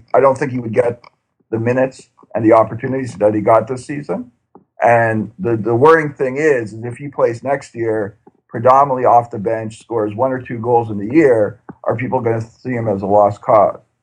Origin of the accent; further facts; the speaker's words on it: Canada; as a Canadian soccer fan